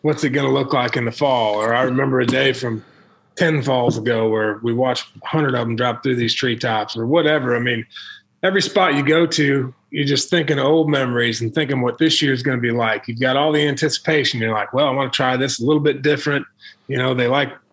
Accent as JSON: {"language": "English", "region": "Illinois", "country": "United States", "tie": "born or raised there", "also_born_or_lived": "Missouri", "moved": "as an adult", "said": "I grew up in Illinois, hunted the Illinois River"}